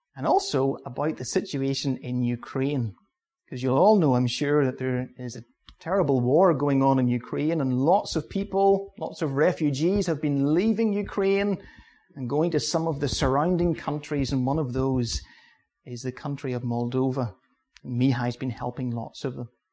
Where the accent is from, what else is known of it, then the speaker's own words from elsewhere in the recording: Ballymoney, Northern Ireland, United Kingdom; I'm from Balamoney. My home church is Balamoney Baptist Church.